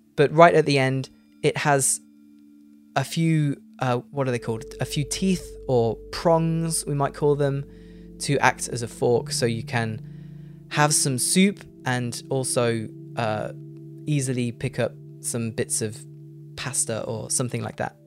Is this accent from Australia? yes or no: no; United Kingdom; I say jumper, because I'm British.